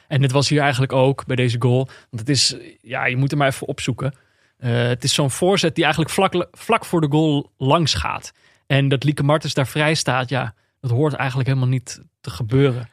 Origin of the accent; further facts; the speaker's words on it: Netherlands; dan ben je als Nederlander